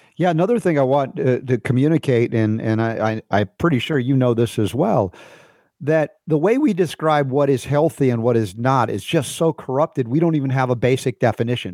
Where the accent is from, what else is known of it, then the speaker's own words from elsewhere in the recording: New York City, New York, United States; moved away; I was a New Yorker when I was a kid